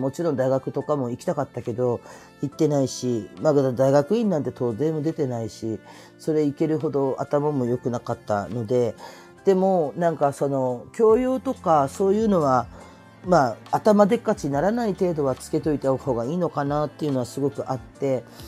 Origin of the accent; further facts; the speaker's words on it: Kurume, Fukuoka, Japan; moved away; also born or lived in Chiba; 私の地元の久留米